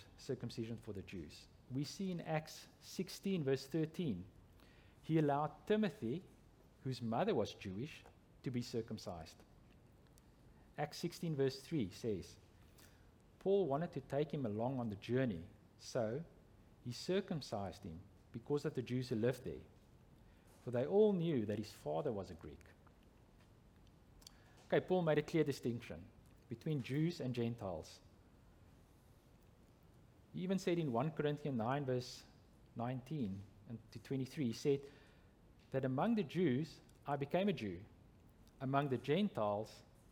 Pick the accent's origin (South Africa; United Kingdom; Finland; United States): South Africa; I'm from South Africa